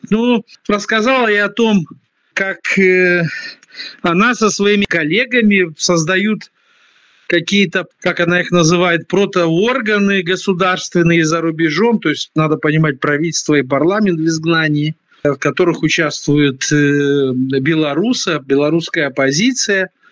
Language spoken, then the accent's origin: Russian; Moldova